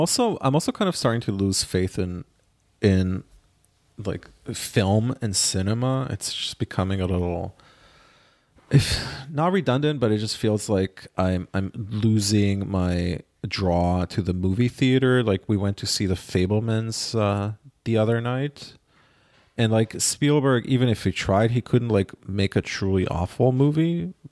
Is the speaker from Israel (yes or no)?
yes; Israel; moved away; my hometown in Israel